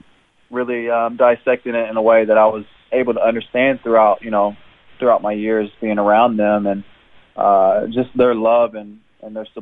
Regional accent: Jeffersonville, Indiana, United States; moved away as an adult; now in Brisbane, Australia; I was born and raised in Jeffersonville, Indiana.

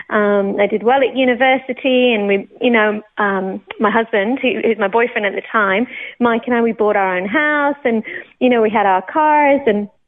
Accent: Banchory, Scotland, United Kingdom; also born or lived in Newcastle / Oxford; now in Australia; I'm not Australian. I was born in the UK. I was actually born in Newcastle, um, brought up in Oxford for until I was about 10, and then we moved up to Scotland.

